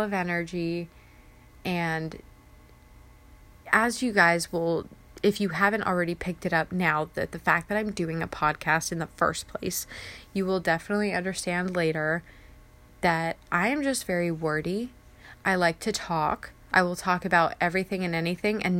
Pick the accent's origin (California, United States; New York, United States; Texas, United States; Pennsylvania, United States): California, United States; Ramona; moved away as an adult; now in Riva, Maryland, United States; I am originally from San Diego, California, in that area, tiny little town called Ramona. And I moved to Maryland